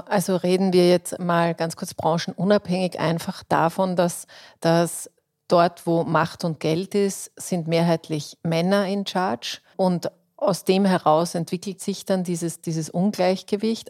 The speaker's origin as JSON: {"language": "German", "country": "Austria", "said": "bei uns in Österreich"}